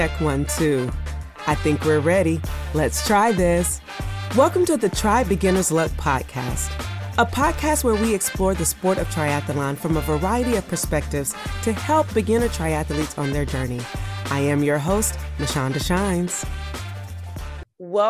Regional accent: Georgia, United States; moved away as an adult; I was from Georgia

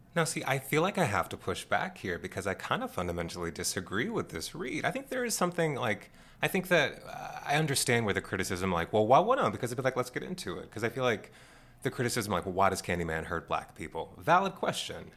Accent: Washington, District of Columbia, United States; growing up in Washington, D.C.

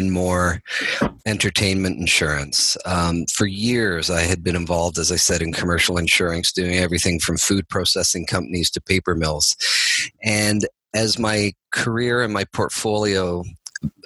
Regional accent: Toronto, Ontario, Canada; now in Burlington, Canada; I grew up in Toronto, and I still live in Toronto today. I live outside of Toronto actually now, but in Burlington.

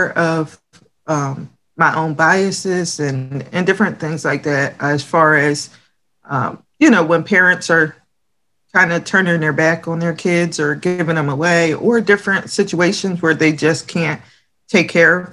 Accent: Lindenwold, New Jersey, United States; also born or lived in Camden, New Jersey; now in Pine Hill, United States; I was born in Camden, and I grew up in Lindenwald

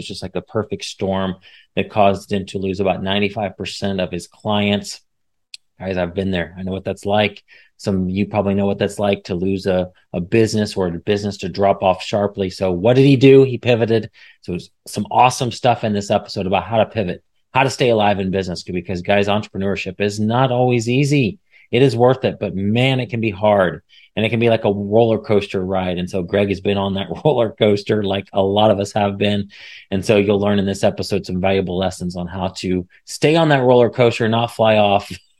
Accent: Midwest, United States; we share the Midwest, the passion for the Midwest. We're coming from the Midwest, so

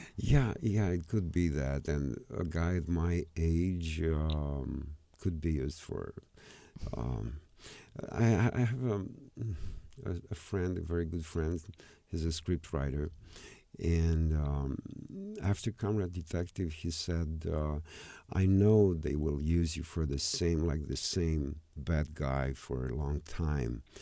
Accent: Romania; I'm a guy from Romania

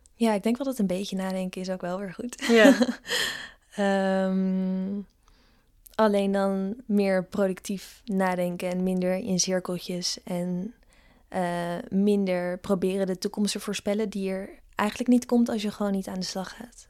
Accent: Ede, Gelderland, Netherlands; moved away; also born or lived in Amsterdam; Het is oh gewoon waar ik vandaan kom.

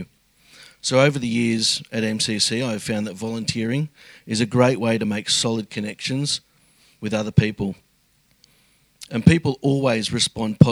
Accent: Sydney, New South Wales, Australia; moved away as an adult; now in Melbourne, Australia; I moved to Melbourne from Sydney several years ago, where I grew up in a family of seven.

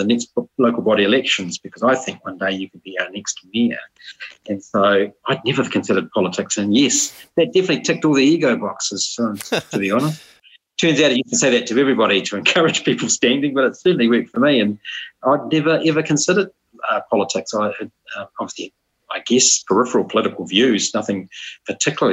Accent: Masterton, Wellington, New Zealand; also born or lived in Hamilton, New Zealand; now in New Plymouth, New Zealand; I'm a 55-year-old Masterton, born and bred Pākehā.

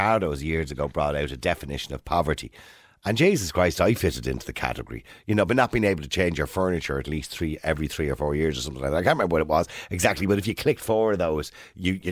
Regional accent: Dublin, Leinster, Ireland; I'm from Edenmore.

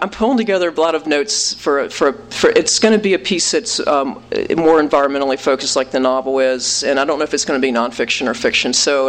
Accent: West Virginia, United States; moved away; we grew up middle class in West Virginia, so we come from a more privileged position, and we grew up in the poorest state in the country

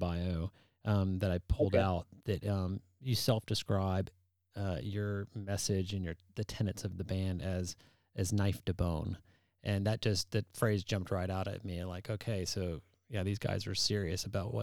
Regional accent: Dallas, Texas, United States; now in Canton, United States; I'm originally from Dallas, Texas, but I've been here in Georgia for many, many years

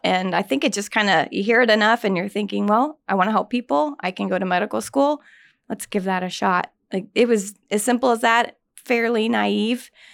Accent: Indianapolis, Indiana, United States; I grew up on the south side of Indianapolis

